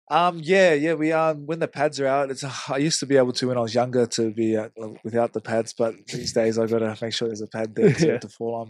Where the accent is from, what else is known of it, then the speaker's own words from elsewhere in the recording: Hamilton, Waikato, New Zealand; moved away; I grew up in Hamilton, it's still Mm. Like New Zealand's home for me